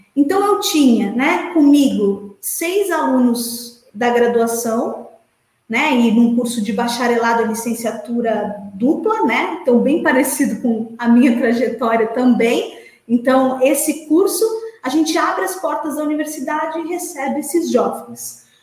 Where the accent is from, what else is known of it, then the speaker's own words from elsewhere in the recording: Santos, São Paulo, Brazil; Eu sou de Santos, estudei esporte escolar em Santos